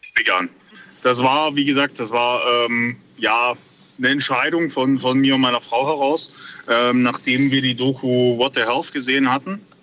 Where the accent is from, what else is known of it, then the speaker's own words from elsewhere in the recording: Bad Wildbad, Baden-Württemberg, Germany; ich komme aus Bad Wildbad